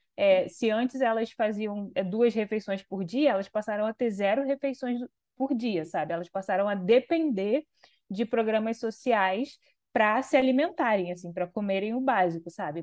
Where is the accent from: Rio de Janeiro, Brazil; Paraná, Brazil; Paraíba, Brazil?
Rio de Janeiro, Brazil; Vila Kennedy, né, que é o lugar Sim. onde eu cresci. Eu não, não, moro mais lá, mas eu cresci lá